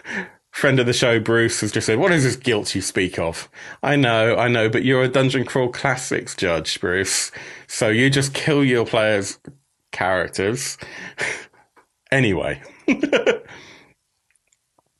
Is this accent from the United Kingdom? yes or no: yes; United Kingdom; as a Brit that covers a lot of Swedish games